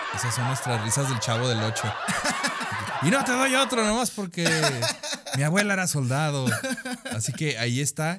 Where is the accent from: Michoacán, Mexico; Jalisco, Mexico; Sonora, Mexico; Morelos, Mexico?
Sonora, Mexico; also born or lived in Nogales; now in Chihuahua, Mexico; Soy de Sonora